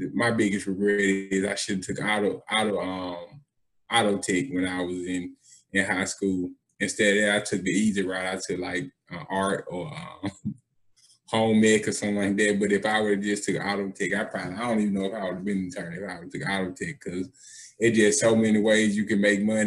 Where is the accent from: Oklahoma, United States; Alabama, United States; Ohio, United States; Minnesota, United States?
Alabama, United States; Birmingham; also born or lived in Eufaula, Alabama; I was born in Eufaula, Alabama. But I'm from Birmingham, South Side.